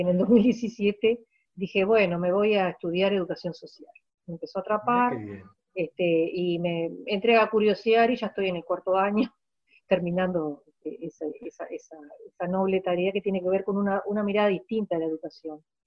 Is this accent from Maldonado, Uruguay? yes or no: yes; Maldonado, Uruguay; moved away as an adult; also born or lived in Montevideo; soy una hija de Maldonado. Eh, yo nací en esta ciudad